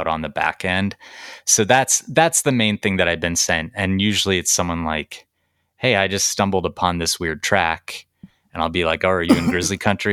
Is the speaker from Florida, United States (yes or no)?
no; Montana, United States; we grew up in Montana